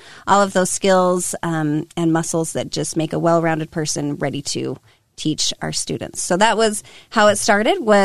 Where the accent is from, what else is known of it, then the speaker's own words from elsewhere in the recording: Draper, Utah, United States; also born or lived in Sandy, Utah; I was born and raised in Sandy, well, mostly Draper, back when it was a small farm town.